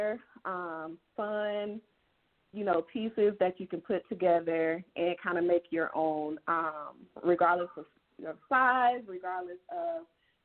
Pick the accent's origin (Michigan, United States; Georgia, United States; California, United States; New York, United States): Georgia, United States; moved away as an adult; now in Texas, United States; I'm originally born and raised in Georgia